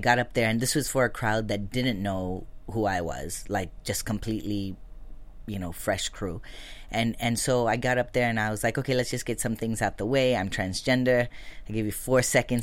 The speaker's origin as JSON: {"language": "English", "town": "Lancaster", "region": "California", "country": "United States", "tie": "born or raised there", "said": "so we were raised in Lancaster, California, which is not too far from here."}